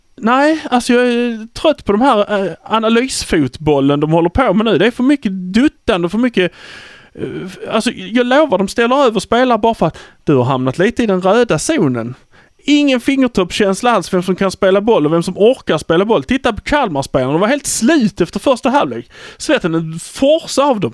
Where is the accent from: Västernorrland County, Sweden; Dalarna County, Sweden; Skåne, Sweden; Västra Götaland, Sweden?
Skåne, Sweden; Malmö; vi är från Malmö.